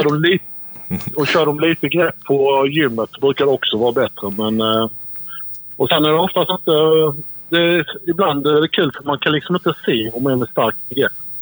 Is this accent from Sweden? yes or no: yes; Sweden; vi svenskar